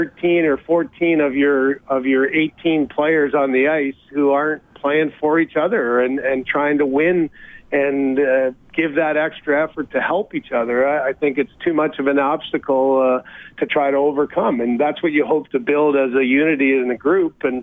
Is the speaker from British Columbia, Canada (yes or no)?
no; London, Ontario, Canada; it's London, Ontario, which is my hometown